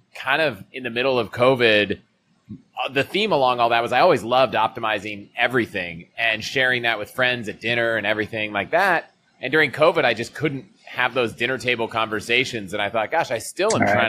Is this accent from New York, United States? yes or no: no; Virginia outside DC, United States; moved away as an adult; also born or lived in Colorado; I grew up in Virginia outside DC, went to college in Colorado